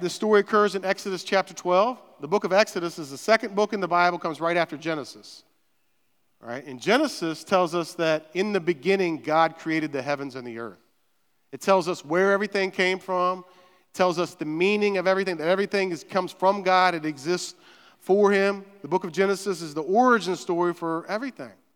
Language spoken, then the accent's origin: English; West Virginia, United States; I'm from West Virginia